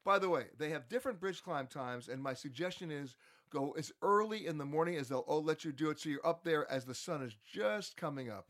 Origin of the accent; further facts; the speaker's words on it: United States; as an American